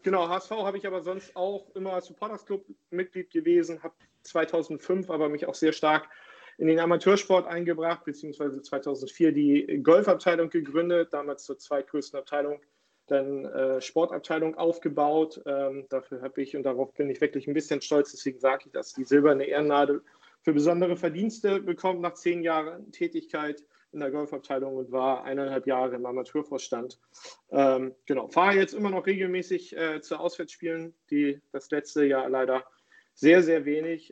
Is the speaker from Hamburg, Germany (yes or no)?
yes; Hamburg, Germany; ich bin äh, Hamburger Jung, in Hamburg geboren und aufgewachsen